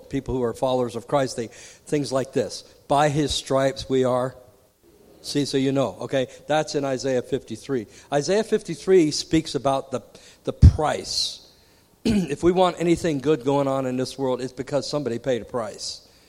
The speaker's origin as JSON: {"language": "English", "region": "Virginia", "country": "United States", "tie": "born or raised there", "said": "And I grew up in Virginia, right next door to Krispy Kreme, the hot ones."}